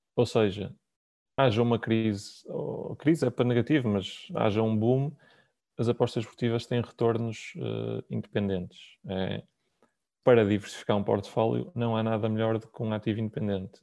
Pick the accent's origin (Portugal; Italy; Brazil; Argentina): Portugal; Porto, Norte; Eu sou do Porto, trabalho no Porto, nós temos escritório na Optec.